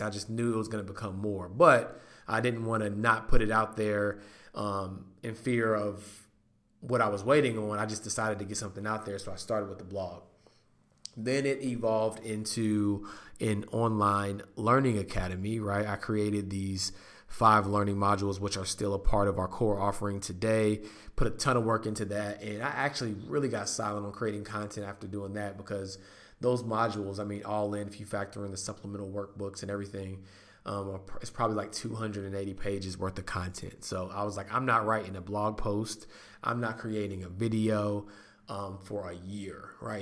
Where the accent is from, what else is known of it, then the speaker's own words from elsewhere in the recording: North Carolina, United States; North Carolina is my home state.